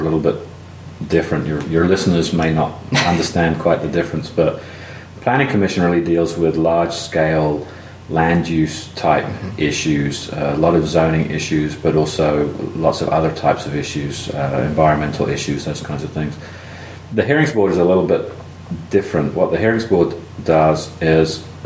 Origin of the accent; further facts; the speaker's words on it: London, United Kingdom; moved away as an adult; also born or lived in West Virginia / New Jersey; now in Athens, United States; Originally, I'm from London, and that's where I grew up. And I came to the U.S. in 1986 to go to school